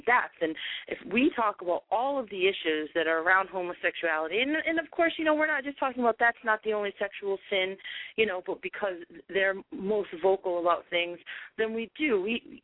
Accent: Key West, Florida, United States; I grew up in Key West, Florida

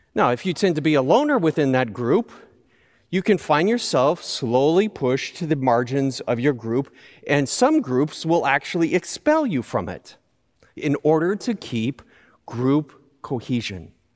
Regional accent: Southern California, United States; I grew up in Southern California

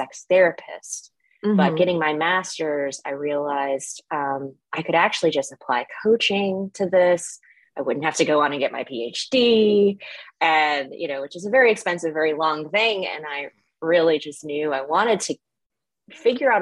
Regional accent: the South, United States; moved away; growing up in the South, I was smack dab in the Bible Belt

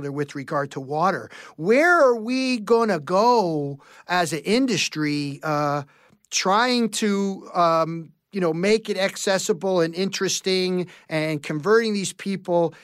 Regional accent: New York City, New York, United States; a kid growing up in New York City

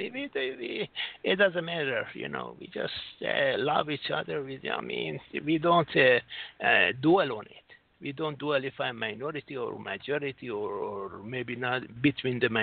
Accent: United States; now in Singapore; I'm from United States

